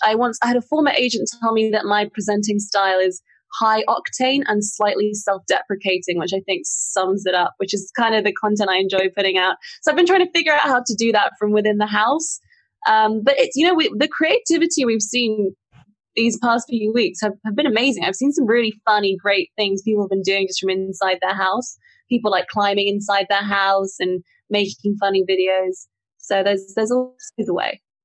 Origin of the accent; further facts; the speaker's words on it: Singapore; I grew up in the city in Singapore